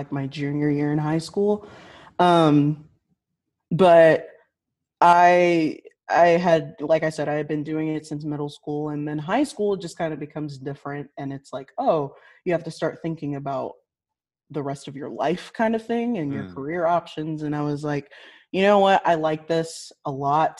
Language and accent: English; Liberty, Missouri, United States; I was born and raised in the Kansas City area, specifically Liberty, which is a suburb of Kansas City. And I haven't been I haven't lived anywhere else